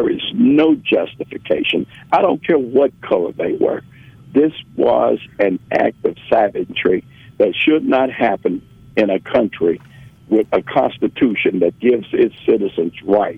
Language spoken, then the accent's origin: English; Memphis, Tennessee, United States; Well, when I grew up in Memphis is and always has been, in my opinion, a city of good abode.